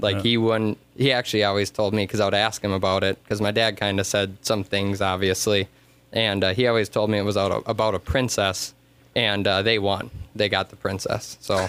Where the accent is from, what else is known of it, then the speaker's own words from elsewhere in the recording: Madison Lake, Minnesota, United States; I grew up on Point Pleasant in Madison Lake. My dad and uncle co-owned the campground for many years until I was, 15.